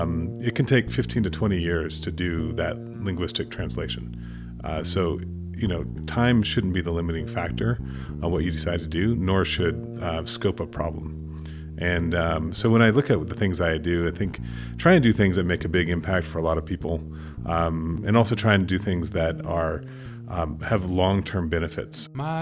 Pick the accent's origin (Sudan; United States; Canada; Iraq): Sudan; also born or lived in Kenya; I don't always talk about my background with people, but I grew up in Sudan and Kenya. My parents were linguists, but missionary linguists, so they were doing a Bible translation.